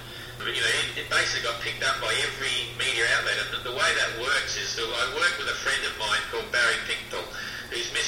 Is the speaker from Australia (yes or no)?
yes; Adelaide, South Australia, Australia; moved away; also born or lived in Hobart, Australia / China / Tonga; I was born in Adelaide in South Australia, and I sailed away from there in about 1973, and I've never really returned.